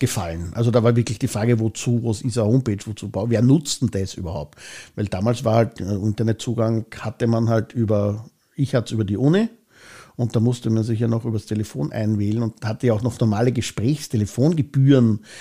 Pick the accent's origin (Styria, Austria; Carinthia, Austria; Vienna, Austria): Vienna, Austria; ich bin in Hitzing aufgewachsen, ich bin hier geboren, ich bin hier zur Schule gegangen